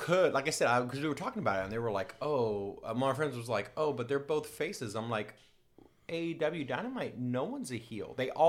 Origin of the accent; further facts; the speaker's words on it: Tulsa, Oklahoma, United States; from Tulsa.